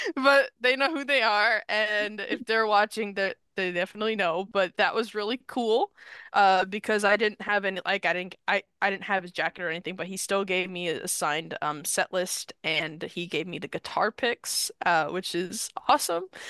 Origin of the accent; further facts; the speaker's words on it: New York, United States; I'm from New York